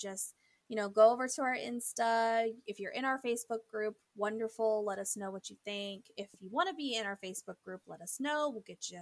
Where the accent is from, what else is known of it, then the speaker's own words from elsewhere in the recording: St. Louis, Missouri, United States; we are from St. Louis, Missouri